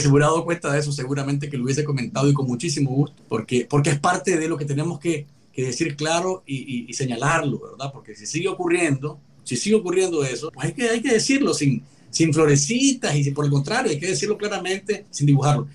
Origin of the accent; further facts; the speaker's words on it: Nicaragua; moved away; presentarnos como nicaragüenses en el exilio